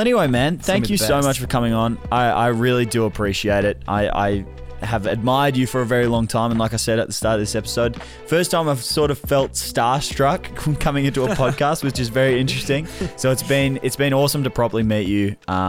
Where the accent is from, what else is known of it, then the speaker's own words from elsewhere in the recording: Melbourne, Victoria, Australia; You're from Melbourne. I'm from Melbourne.